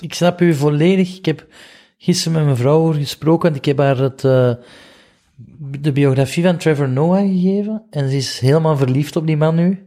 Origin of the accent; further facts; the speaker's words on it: Flanders, Belgium; ik kom uit België